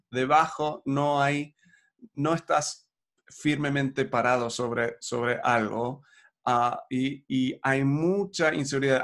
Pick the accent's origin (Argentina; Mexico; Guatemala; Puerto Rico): Argentina